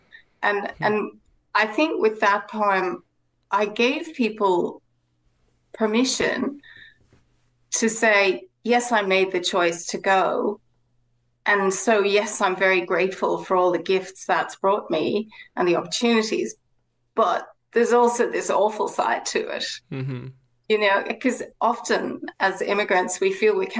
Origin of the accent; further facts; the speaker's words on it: west of Ireland, Ireland; now in Sydney, Australia; growing up in Ireland